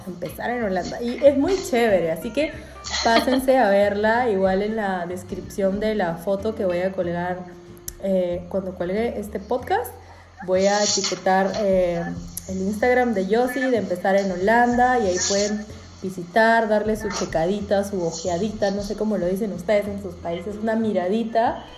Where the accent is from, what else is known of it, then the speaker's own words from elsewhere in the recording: Peru; now in Europe; en mi país